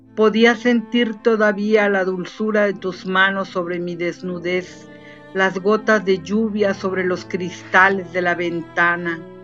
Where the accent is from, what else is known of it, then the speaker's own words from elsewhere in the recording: Chiapas, Mexico; Puerto Arista es una playa aquí chiapaneca para recordar un poco también eh, algo de mi tierra